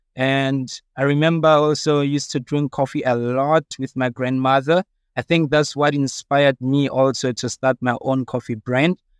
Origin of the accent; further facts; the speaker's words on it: Evaton, Gauteng, South Africa; I'm from Vaal in Everton. Um, I grew up there in the Vaal, very disadvantaged